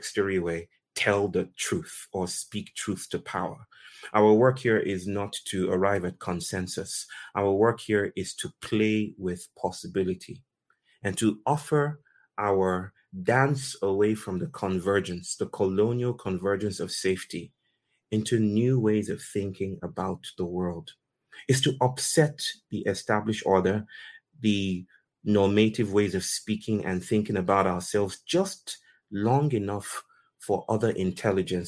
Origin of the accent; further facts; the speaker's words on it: Nigeria; moved away; also born or lived in Democratic Republic of the Congo; I was born in Nigeria, right? I grew up in Nigeria and migrated to what was then called the Democratic, Zaire, right, in Central Africa